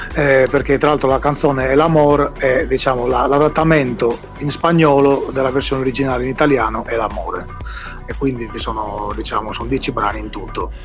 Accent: Bitti, Sardinia, Italy; moved away as an adult; now in Berlin, Germany; sono stato appunto di, di, di Bitti, un paese del centro, del centro Sardegna

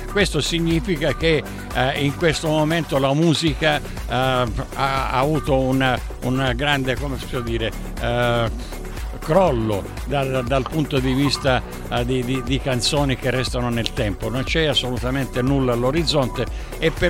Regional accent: Barcellona Pozzo di Gotto, Sicily, Italy; now in South Australia, Australia; io sono di Barcellona che è il, il paese accanto, accanto a Milazzo. Eh, eh sì, poi tra, eh sì, tra, eh sì. Tra l'altro qui dove vivo io in Sud Australia

